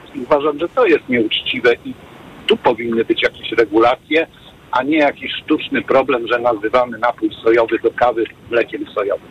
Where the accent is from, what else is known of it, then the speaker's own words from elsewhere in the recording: Poznań, Greater Poland, Poland; Ja jestem z Poznania